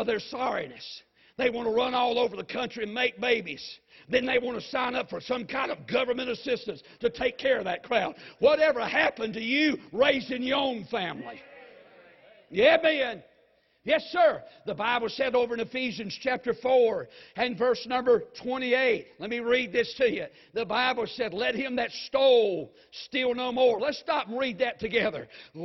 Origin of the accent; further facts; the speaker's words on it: United States; I grew up in the America that believed there was only one true God.